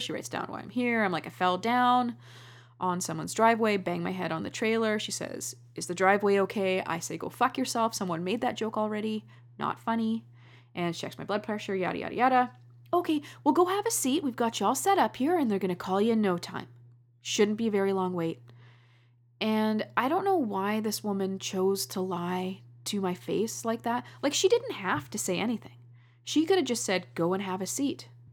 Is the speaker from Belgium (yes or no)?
no; Canada; I love being Canadian.